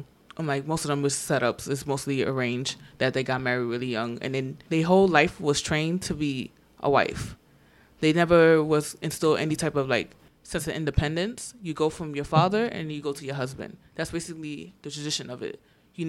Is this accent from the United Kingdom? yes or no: no; Gambia; now in United States; pretty much expectations of a Gambian woman, and pretty much in most African women. And then also growing up in America, it's the same, pretty much.